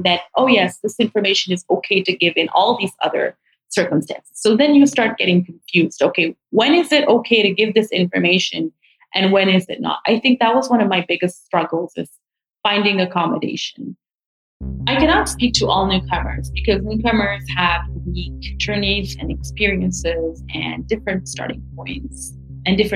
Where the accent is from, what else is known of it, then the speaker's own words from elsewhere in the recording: Morocco; moved away as an adult; now in Canada; I immigrated myself from Morocco to Canada